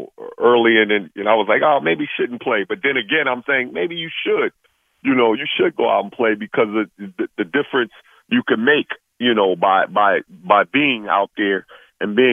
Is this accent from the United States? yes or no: yes; New York, United States; I'm from New York. I'm like a New York guy